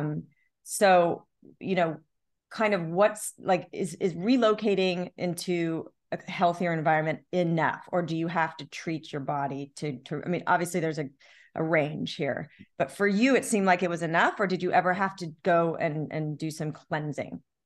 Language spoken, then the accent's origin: English; Long Beach, United States; growing up in Long Beach by the beach